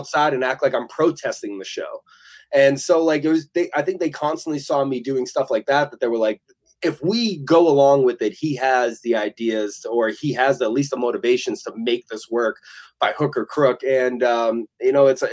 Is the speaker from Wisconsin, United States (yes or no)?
no; Massachusetts, United States; my hometown in Massachusetts